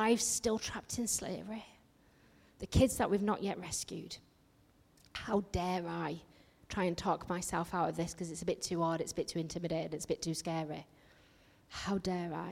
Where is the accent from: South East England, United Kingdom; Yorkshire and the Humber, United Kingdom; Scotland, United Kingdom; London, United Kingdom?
Yorkshire and the Humber, United Kingdom; accent: northerner; I come from Yorkshire